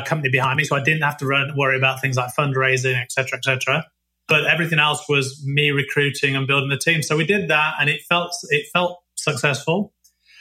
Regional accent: Nottingham, East Midlands, United Kingdom; moved away as an adult; also born or lived in Leicester; now in Ottawa, Canada; born and raised in Nottingham

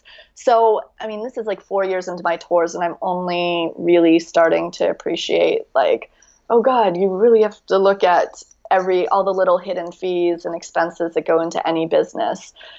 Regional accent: United States; now in France; Because it's actually the fact that I'm American living in France.

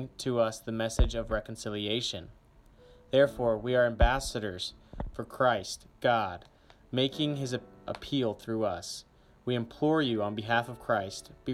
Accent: Grapevine, Texas, United States; I am a senior from Grapevine, Texas

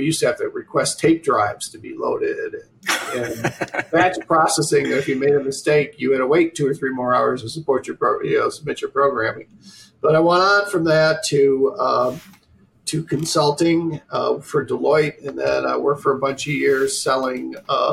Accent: Oswego, New York, United States; growing up in Oswego, New York, which we just talked about, way upstate New York, 160 inches of snow a year.

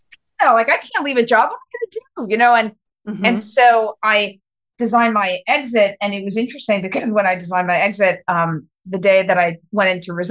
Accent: New York City, New York, United States; I'm a New Yorker, born and raised, very proud.

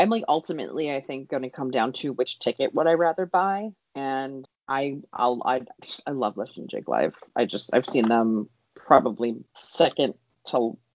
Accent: East Coast, United States; growing up on the East Coast

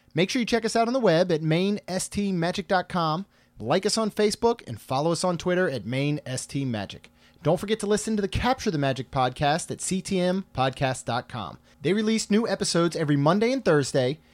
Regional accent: Maryland, United States; now in Florida, United States; I grew up in Maryland

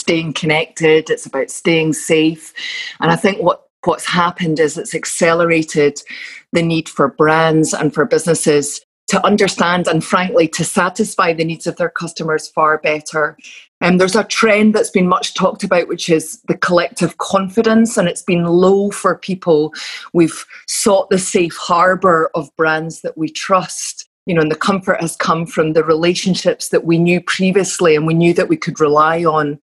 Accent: Glasgow, Scotland, United Kingdom; accent: Glasgow; my Glasgow vocabulary may come through

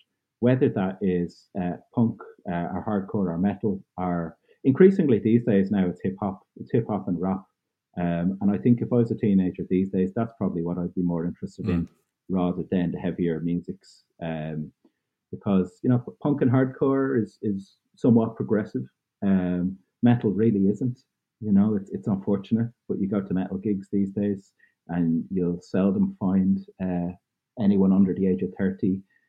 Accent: Dublin, Leinster, Ireland; also born or lived in Cork / Roscommon; I was born in Cork in the south of Ireland, and we moved to Dublin when I was 5, and then moving to Roscommon when I was 13.

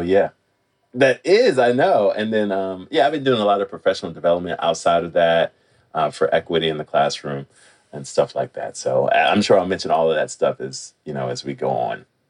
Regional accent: Washington, District of Columbia, United States; I'm originally from Washington, D.C. I was born and raised there.

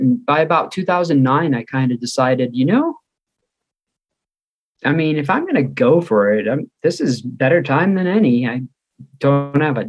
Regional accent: Chicago, Illinois, United States; moved away as an adult; also born or lived in Black Hills, South Dakota; now in South Dakota, United States; You might notice a little bit of an accent. I'm from Chicago suburbs

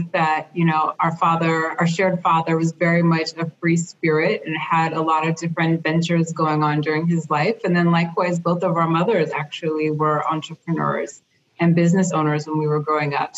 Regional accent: Monterey, California, United States; also born or lived in Los Angeles; both born in Los Angeles. I grew up in Monterey in California in the Central Coast.

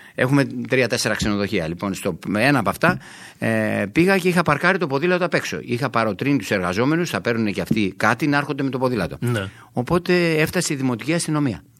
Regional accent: Sparta, Peloponnese, Greece; όταν πηγαίνουμε για τη Σπάρτη, για το χωριό μου

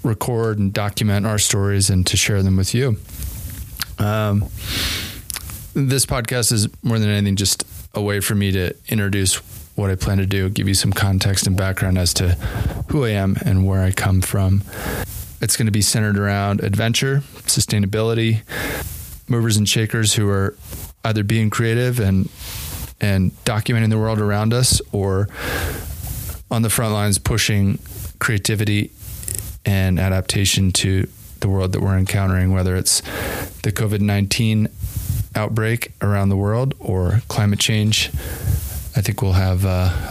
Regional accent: New Jersey, United States; moved away as an adult; also born or lived in Colorado / Yosemite National Park, California; now in Jackson Hole, United States; I grew up in the East Coast in New Jersey, of all places

